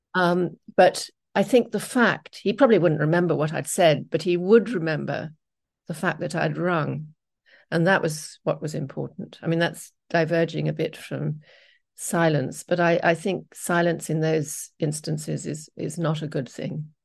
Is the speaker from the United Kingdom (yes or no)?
yes; England, United Kingdom; moved away as an adult; I'm English